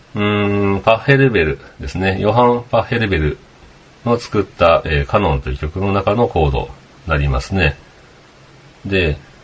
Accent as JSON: {"language": "Japanese", "region": "Kagawa", "country": "Japan", "tie": "born or raised there", "moved": "yes", "lives_now": "Okayama, Japan", "said": "僕は香川県生まれですけど"}